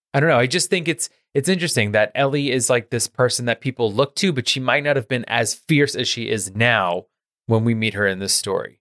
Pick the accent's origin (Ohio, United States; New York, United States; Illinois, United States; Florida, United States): New York, United States; New York City; I grew up in New York. I grew up in the, in Queens